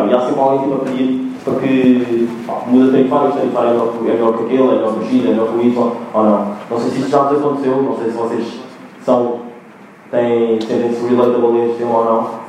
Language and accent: Portuguese; Angola; moved away; eu nasci em Angola e nós em Angola dizemos guarda-fato.